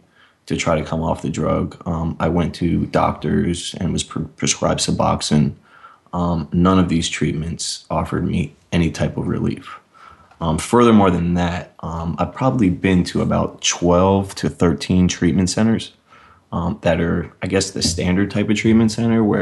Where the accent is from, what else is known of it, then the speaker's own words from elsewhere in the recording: Miami, Florida, United States; I'm from Miami, Florida